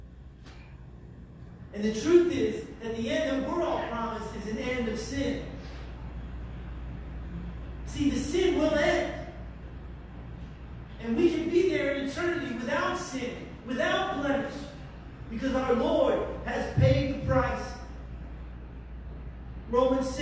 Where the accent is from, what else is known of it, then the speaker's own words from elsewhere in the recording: New York, United States; I'm a New Yorker and I'm from New York.